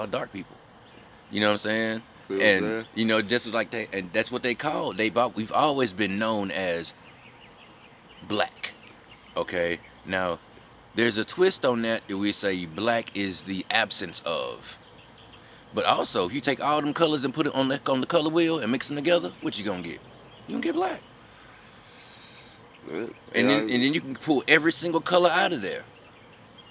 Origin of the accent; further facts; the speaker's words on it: Mississippi, United States; I'm from Mississippi